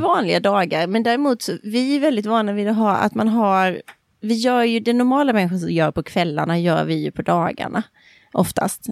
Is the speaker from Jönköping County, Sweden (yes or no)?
no; Växjö, Kronoberg County, Sweden; Det var min bästa kompis mamma var dansinstruktör i en klubb hemma i Växjö